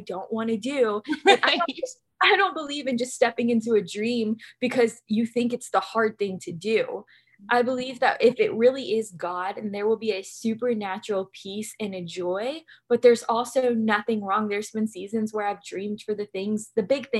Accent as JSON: {"language": "English", "region": "Louisiana", "country": "United States", "tie": "born or raised there", "also_born_or_lived": "North Carolina", "moved": "as an adult", "lives_now": "Huntington Beach, United States", "said": "move back to my hometown in Louisiana"}